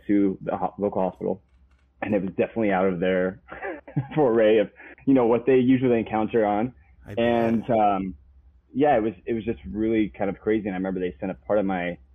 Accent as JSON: {"language": "English", "town": "Lockridge", "region": "Iowa", "country": "United States", "tie": "born or raised there", "also_born_or_lived": "Harrison, Arkansas", "said": "so much of my childhood was all spent in this small town called Lockridge, Iowa"}